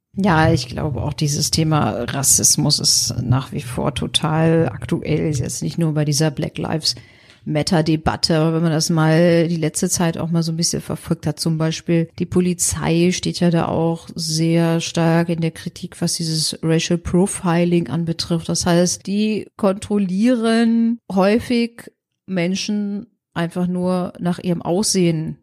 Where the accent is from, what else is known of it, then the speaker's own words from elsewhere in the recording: Germany; wir sind in Deutschland geboren, sehen auch wirklich deutsch aus